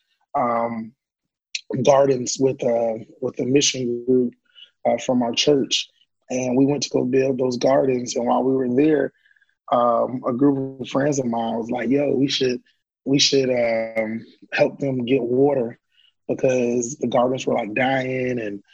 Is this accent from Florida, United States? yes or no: yes; Orlando, Florida, United States; I'm born and raised in Mickey Mouse Country, Orlando, Florida